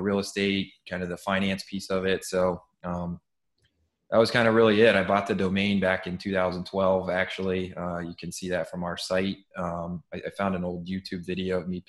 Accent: Cleveland, Ohio, United States; now in New York City, United States; I'm originally from Cleveland, Ohio

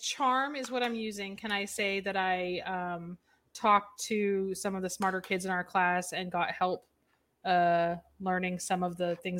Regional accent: New England, United States; accent: Boston; I am from New England, so sometimes it slips out.

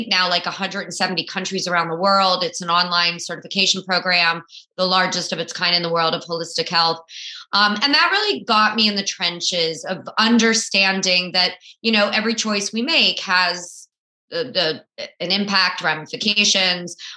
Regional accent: South Florida, United States; I grew up in South Florida

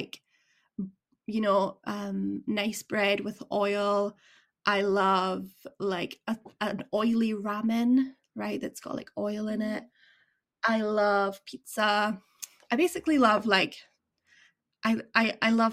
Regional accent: Edinburgh, Scotland, United Kingdom; now in Aberdeen, United Kingdom; where I'm from Edinburgh area

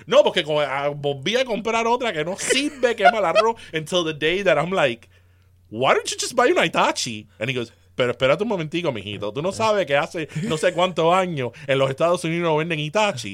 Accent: South Florida, United States; we're from South Florida

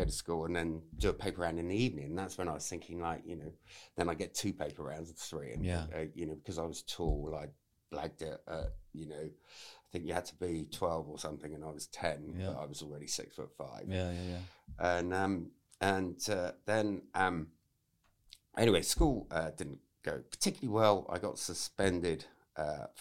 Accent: Beer, South West England, United Kingdom; I grew up I was born in a fishing village called Beer in Devon

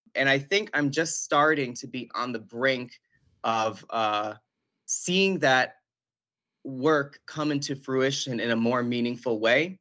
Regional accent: Buffalo, New York, United States; born and raised in Buffalo, New York, um, from a family from Puerto Rico

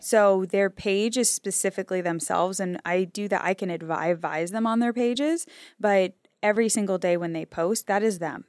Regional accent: New Hampshire, United States; I grew up in New Hampshire

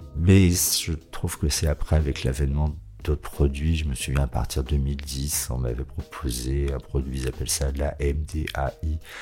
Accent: Savoie, Auvergne-Rhône-Alpes, France; now in Lyon, France; J'ai grandi en Savoie, au pied des montagnes

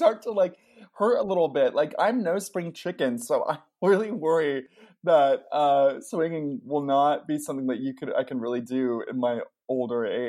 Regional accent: Ventura, California, United States; I grew up in Ventura, which is like this tiny little beach town

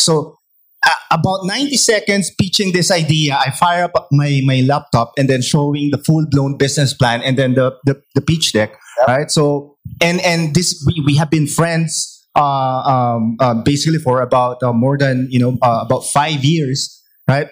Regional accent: Philippines; as a Filipino startup

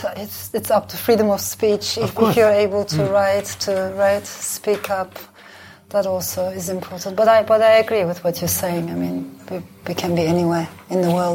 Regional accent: Istanbul, Turkey; now in London, United Kingdom; myself, of course, I'm an Istanbulite. But I'm also from the Balkans. I'm from the Middle East.

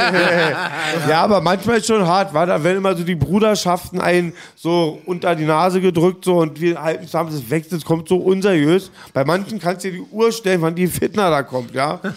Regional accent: Berlin, Germany; ich bin Berliner

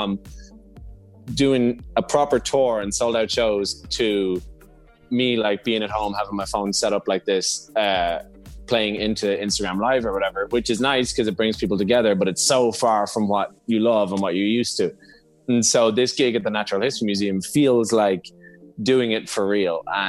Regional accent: Ireland; both being Irish

